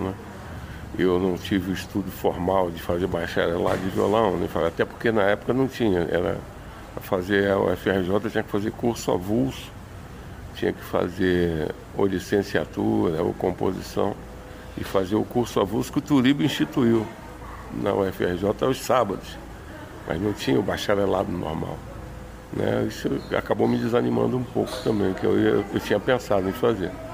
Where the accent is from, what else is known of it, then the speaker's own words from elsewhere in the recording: Rio de Janeiro, Brazil; eu sou do Jacarezinho